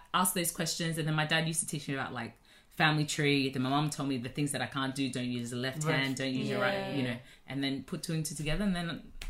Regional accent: Australia; born or raised there

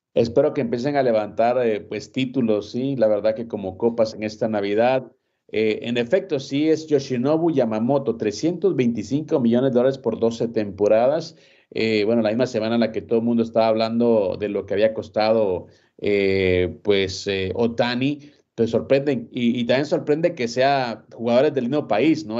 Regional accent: Guatemala; soy de Guatemala

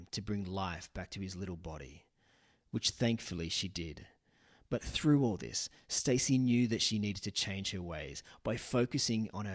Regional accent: Sydney, New South Wales, Australia; now in Newcastle, Australia; I was actually brought up in the suburbs of Sydney in Castle Hill, now live in Newcastle.

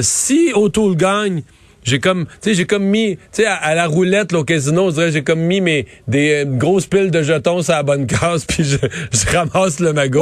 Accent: Canada; nous, on est francophones

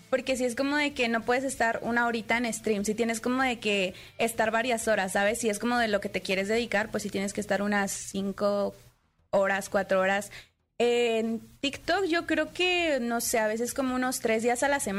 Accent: Puebla, Mexico; also born or lived in Monterrey; now in Mexico City, Mexico; Soy de, bueno, es que soy de Puebla

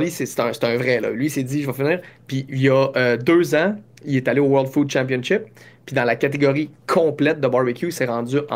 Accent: Quebec, Canada; accent: Quebec; Je parle correct, j'ai un accent, mais je pense que ça va faire mon, mon, cachet, mon petit côté.

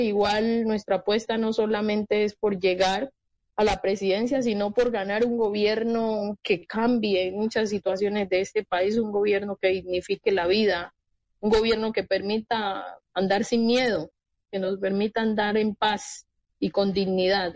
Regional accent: Colombia; como colombianos

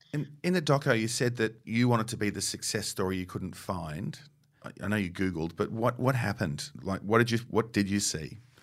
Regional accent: England, United Kingdom; as an English person

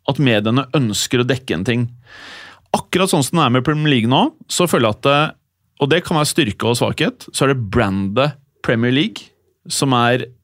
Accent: Norway; Kanskje en eller annen idiot sier Ødegaard, men liksom, fordi jeg er fra Norge.

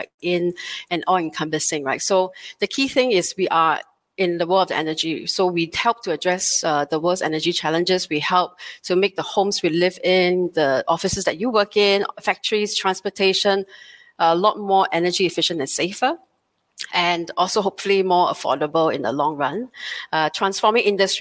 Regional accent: Singapore; a very proud born and bred Singaporean

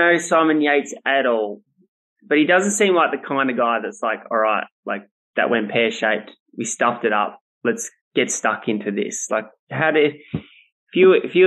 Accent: Australia; as an Australian

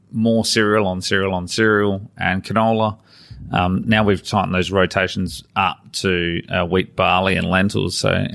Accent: Adelaide, South Australia, Australia; And I grew up in Adelaide, and I joined the Air Force at 21.

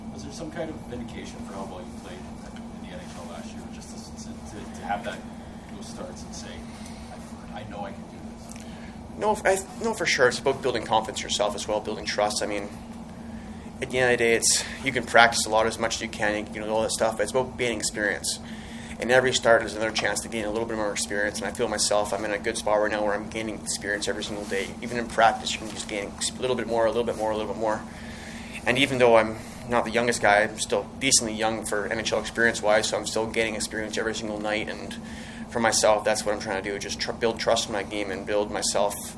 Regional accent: Edmonton, Alberta, Canada; moved away; also born or lived in California; I was born in Edmonton, um, grew up there

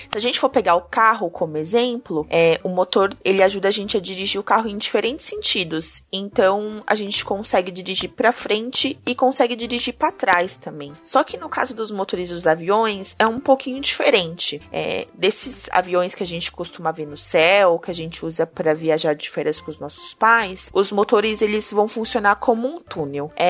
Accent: Recife, Pernambuco, Brazil; Tenho 5 anos. Sou de Recife.

